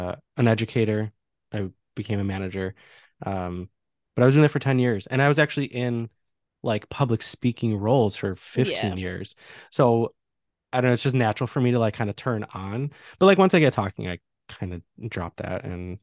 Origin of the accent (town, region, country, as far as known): Chicago, Illinois, United States; born or raised there; moved away as an adult